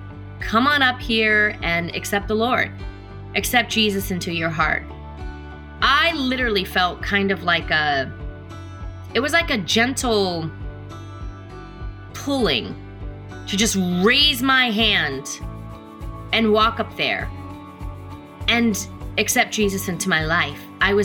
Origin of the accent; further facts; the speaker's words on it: Killeen, Texas, United States; also born or lived in Copperas Cove, Texas / Mililani, Hawaii; I grew up in Killeen, Texas, Coppers Cove, Texas, Mililani, Hawaii, Oahu.